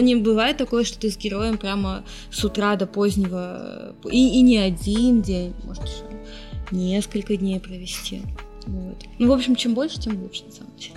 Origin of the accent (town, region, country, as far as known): Russia; also born or lived in Israel / Yekaterinburg, Russia